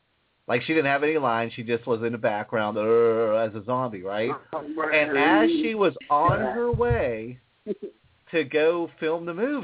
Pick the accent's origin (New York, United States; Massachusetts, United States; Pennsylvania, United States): Pennsylvania, United States; McKeesport; my hometown of McKeesport, Pennsylvania.